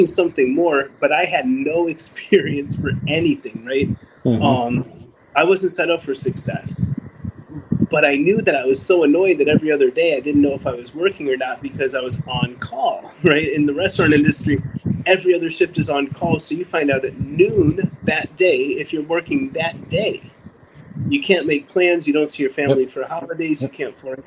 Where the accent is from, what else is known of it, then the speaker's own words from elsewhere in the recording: Evanston, Illinois, United States; moved away; I was raised in South Evanston, and my family loved me